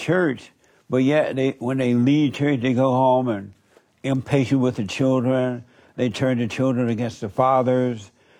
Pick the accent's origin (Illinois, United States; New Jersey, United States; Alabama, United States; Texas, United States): Alabama, United States; born or raised there